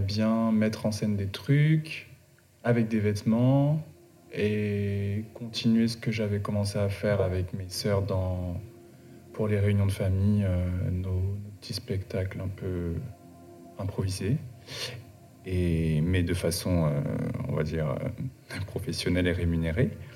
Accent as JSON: {"language": "French", "area": "Paris suburbs", "region": "Île-de-France", "country": "France", "tie": "born or raised there", "also_born_or_lived": "Guadeloupe", "said": "je suis né en Guadeloupe. Euh, j'ai J'y grandi jusqu'à mes 8 ans. Ensuite, j'ai déménagé avec ma famille en banlieue parisienne"}